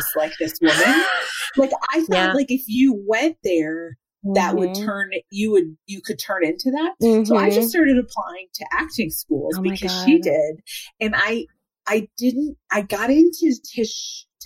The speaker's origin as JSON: {"language": "English", "town": "Evanston", "region": "Illinois", "country": "United States", "tie": "born or raised there", "said": "I grew up in Evanston, Illinois"}